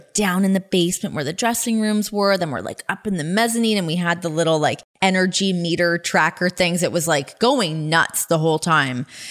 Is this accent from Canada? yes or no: yes; Ajax, Ontario, Canada; I grew up in Ajax, so about like 45 minutes west of there